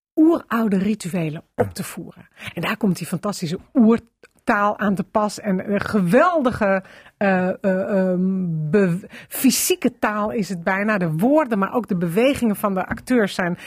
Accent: Amsterdam, North Holland, Netherlands; ik kom uit Amsterdam

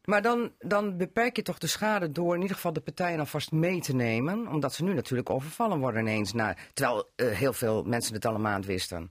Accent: between Meppel, Southwest Drenthe, Netherlands; ik kom van het Zuidwest-Zaand, tussen Meppel en weg

